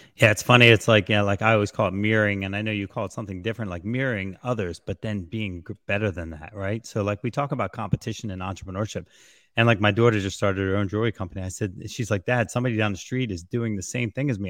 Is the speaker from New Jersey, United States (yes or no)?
yes; New Jersey, United States; I'm from Jersey, so I got this craziness about me